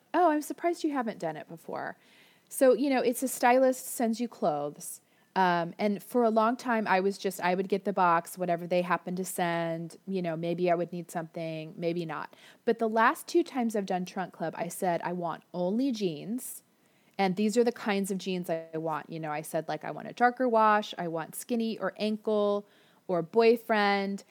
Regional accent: Florida, United States; now in Orange County, United States; I grew up in Florida

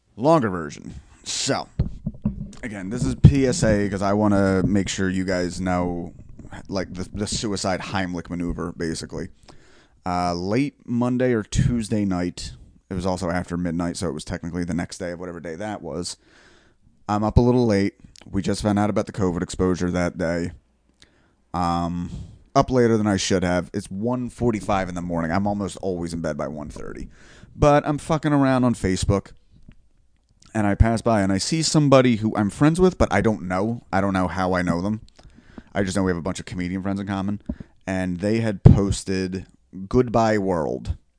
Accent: Bellmawr, New Jersey, United States; there's a Southern Philly Belmar, and that is where I am from.

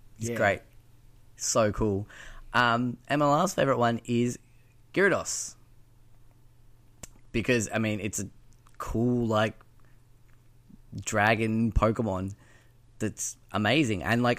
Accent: Bendigo, Victoria, Australia; We're both from Bendigo

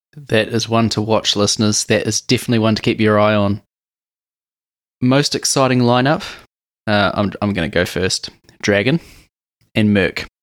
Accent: New Zealand; being a Kiwi

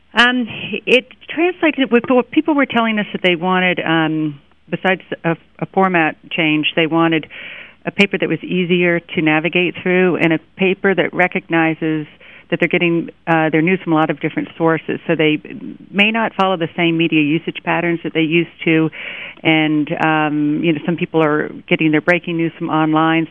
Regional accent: Miami, Florida, United States; now in New York, United States; I grew up in Miami, and I remember they would close the my high school down

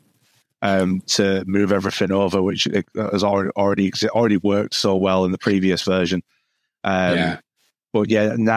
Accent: Halifax, Yorkshire and the Humber, United Kingdom; I'm from the UK, a small town in Yorkshire called Halifax

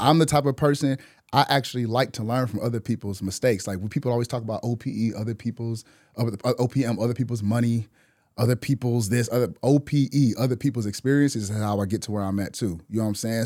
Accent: Milwaukee, Wisconsin, United States; moved away as an adult; now in Atlanta, United States; in Wisconsin, I'm from Milwaukee

